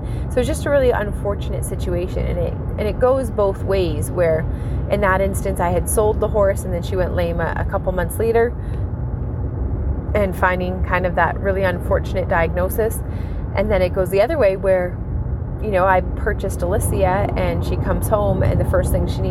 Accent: Ontario, Canada; I'm from Ontario, Canada

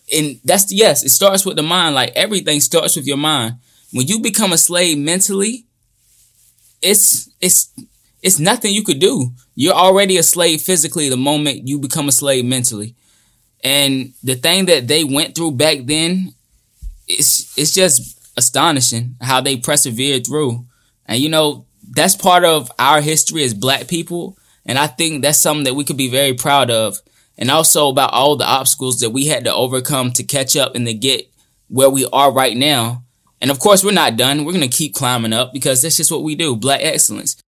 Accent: United States; growing up in America

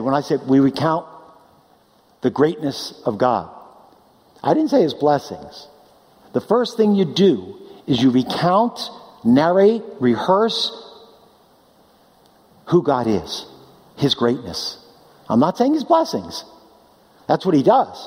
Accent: East Coast, United States; now in California, United States; we're from the East Coast. We miss it

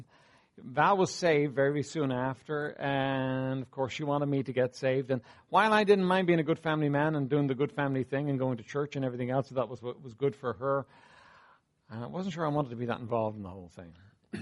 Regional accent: Dublin, Leinster, Ireland; I was raised here in Dublin, raised in Walkinstown, not far from here.

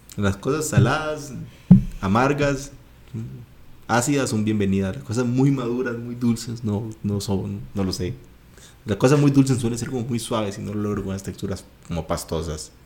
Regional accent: Guanacaste, Costa Rica; soy originario de Guanacaste

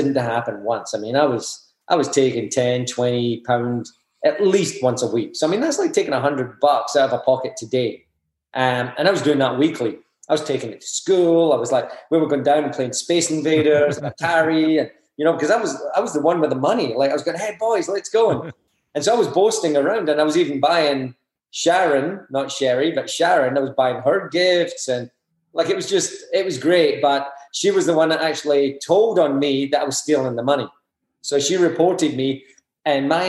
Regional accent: Scotland, United Kingdom; I grew up in Scotland

